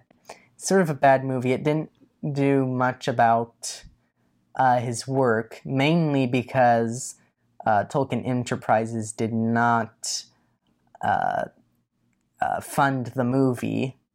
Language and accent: English; India; since I'm Indian, I know everything there is to know about people who base their books off of Indians.